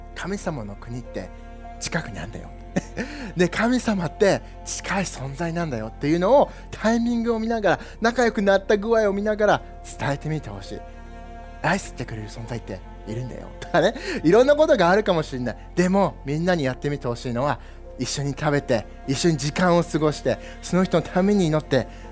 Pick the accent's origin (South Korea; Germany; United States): United States; now in Japan; 自分がずっとアメリカで育ったんだけど